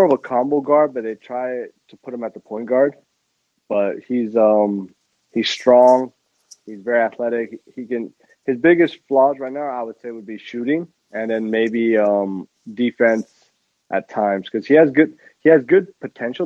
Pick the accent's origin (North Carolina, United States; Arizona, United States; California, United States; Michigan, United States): Arizona, United States; now in Montreal, Canada; I grew up in Arizona, so I grew up in Arizona